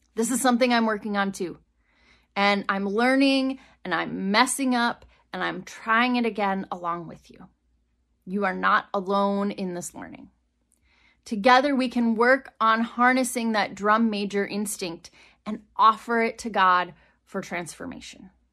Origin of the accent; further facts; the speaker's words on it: Wisconsin, United States; moved away as an adult; also born or lived in Rock Island, Illinois / Iowa; growing up in Wisconsin